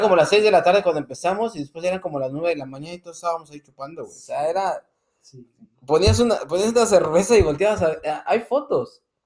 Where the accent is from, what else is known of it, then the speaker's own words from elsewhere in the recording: Mexico City, Mexico; nosotros tres somos del DF